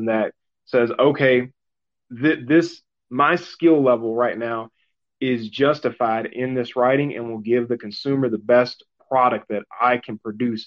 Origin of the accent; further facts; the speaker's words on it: Mississippi, United States; I was born and raised in Mississippi